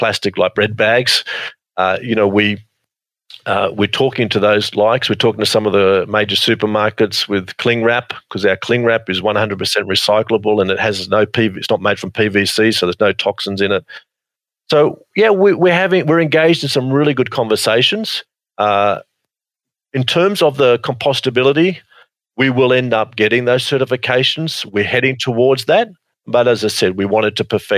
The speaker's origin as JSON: {"language": "English", "country": "Australia", "tie": "born or raised there", "said": "Australia is my hometown, in my home country. I am very patriotic about Australia"}